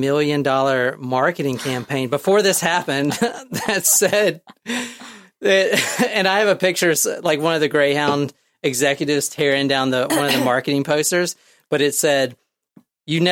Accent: United States; I'm an American

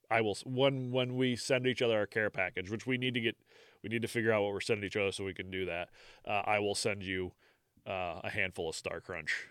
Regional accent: United States; I'm American

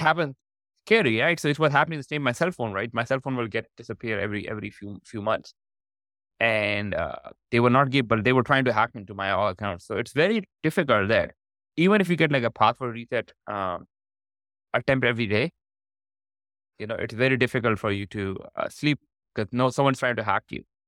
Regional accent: Pakistan; moved away as an adult; also born or lived in Canada; I was born in Pakistan.

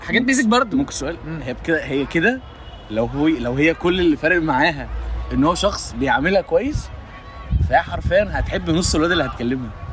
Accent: Egypt; عندنا في مصر

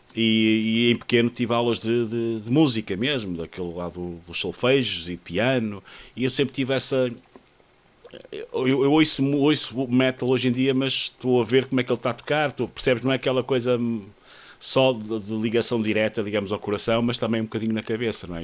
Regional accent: Espinho, Aveiro District, Portugal; eu sou de Espinho, não é? nasci em Espinho e morei muitos anos em Espinho

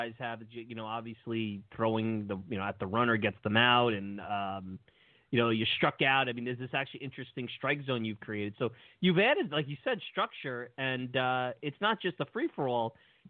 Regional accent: New York City, New York, United States; I grew up in Brooklyn.

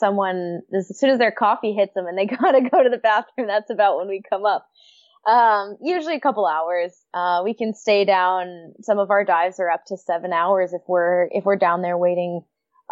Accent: United States; moved away as an adult; now in Vancouver, Canada; I'm American, but my favorite joke is that I'm living the great American dream. Move to Canada.

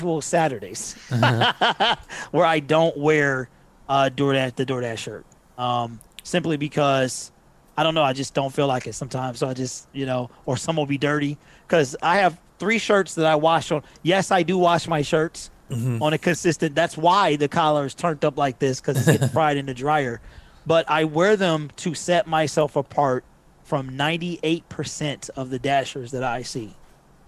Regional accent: Detroit, Michigan, United States; I've always been a West Sider.

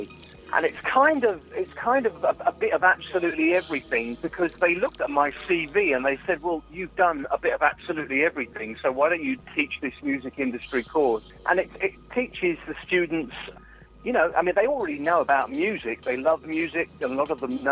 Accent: London, United Kingdom; I grew up in Highgate, London N6

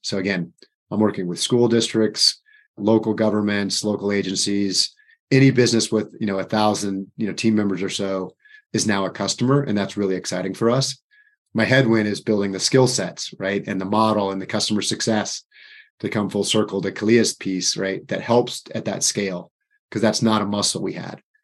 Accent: Florida, United States; moved away; I'm from Florida

